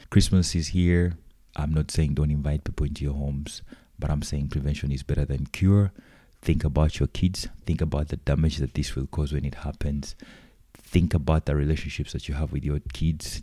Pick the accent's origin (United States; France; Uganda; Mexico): Uganda; I come from Uganda.